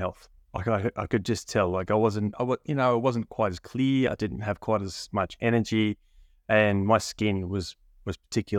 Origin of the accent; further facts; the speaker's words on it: Australia; So Australia, much like the UK, England, Ireland, Scotland, we have a very big drinking culture here.